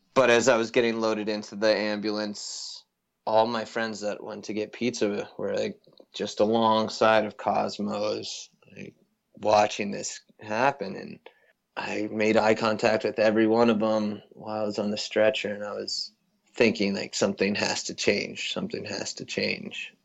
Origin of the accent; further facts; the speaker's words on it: Avon, Colorado, United States; also born or lived in Boulder, Colorado; born and raised in a town just outside Vail, Colorado, and so grew up in the mountains